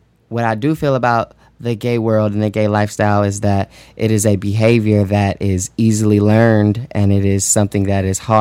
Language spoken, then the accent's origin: English; Oakland, California, United States; also born or lived in Georgia; now in Virginia, United States; I'm from Oakland, California